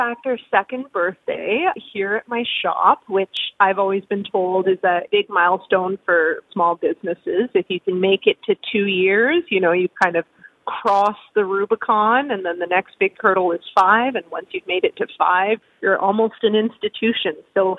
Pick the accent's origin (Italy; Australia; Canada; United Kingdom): Canada; Quebec; So I'm an import to the prairies. I grew up in Eastern Canada. I spent most of my childhood in Quebec, French-speaking part of Canada, has fantastic food around every corner.